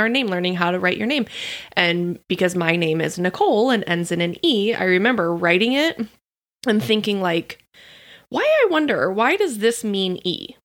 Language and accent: English; Oregon, United States; growing up in Oregon